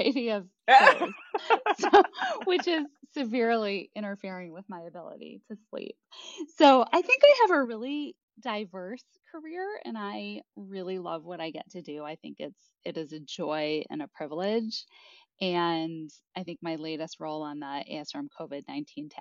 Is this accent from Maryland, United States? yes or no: no; Chicago, Illinois, United States; I am originally from Chicago, as is my husband, and we moved back to Chicago to be closer to our family